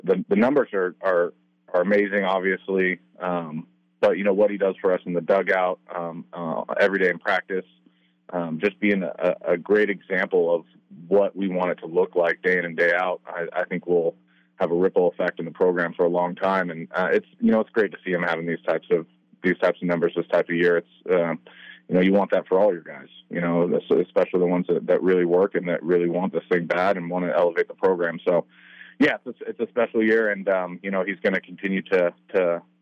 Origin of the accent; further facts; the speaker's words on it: the Northwest, Pacific Northwest, United States; I'm from the Northwest